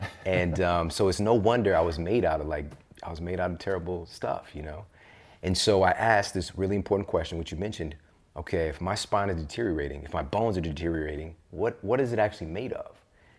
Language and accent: English; Midwest, United States; Yeah, especially I'm from the Midwest.